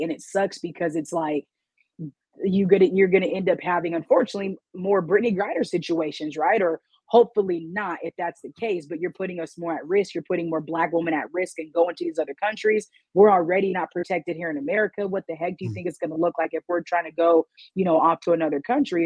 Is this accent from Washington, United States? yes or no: yes; Washington, United States; I'm from Washington State